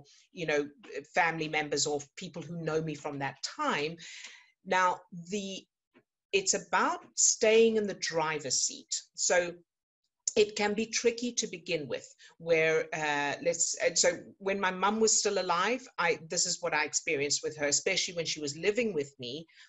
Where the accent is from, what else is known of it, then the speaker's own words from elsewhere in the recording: South Africa; I was born into a circus family, that, you know, I grew up in South Africa, and there was a lot of moving around